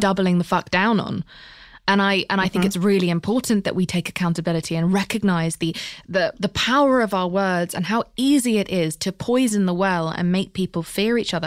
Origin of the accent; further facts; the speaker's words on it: United Kingdom; I'm British